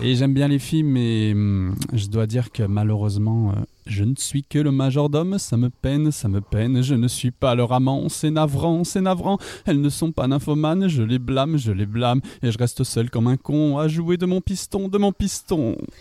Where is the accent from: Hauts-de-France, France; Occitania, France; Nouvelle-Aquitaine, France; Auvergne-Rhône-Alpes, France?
Hauts-de-France, France; Lille; now in Brussels, Belgium; je suis originaire du nord de la France je suis lillois d'origine maintenant j'habite à Bruxelles en Belgique